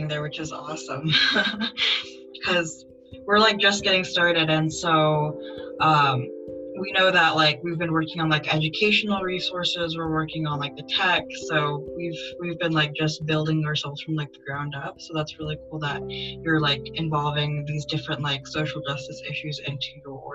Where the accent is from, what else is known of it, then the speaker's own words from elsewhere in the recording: Colorado, United States; I'm from Colorado